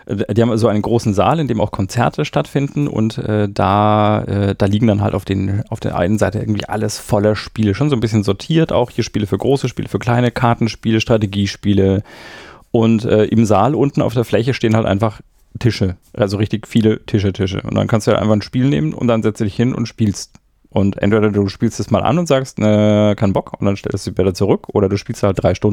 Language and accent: German; Erlangen, Bavaria, Germany; ich komme aus Erlangen und ich bin lieber in Nürnberg